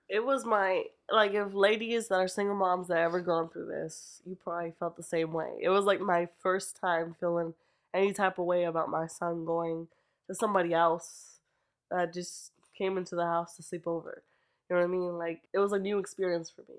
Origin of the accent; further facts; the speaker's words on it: Lancaster, Pennsylvania, United States; also born or lived in Bronx, New York; I'm from Lancaster